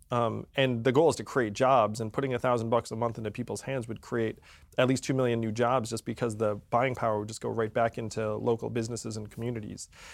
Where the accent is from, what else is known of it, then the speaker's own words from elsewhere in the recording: upstate New York, United States; I was born in upstate New York.